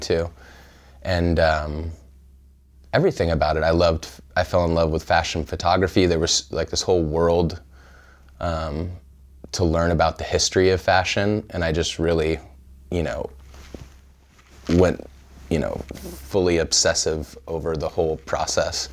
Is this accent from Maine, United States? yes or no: no; Pismo Beach, California, United States; born or raised there; also born or lived in Evanston, Illinois